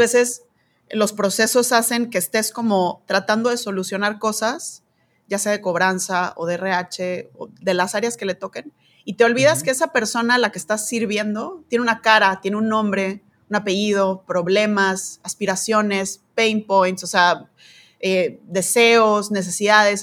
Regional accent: Mexico; soy mexicana

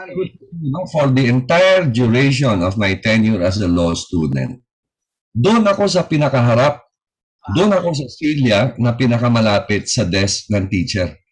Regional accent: Parañaque, Metro Manila, Philippines; Taga Paranaque ako, ang opisina ko was in Tramuros

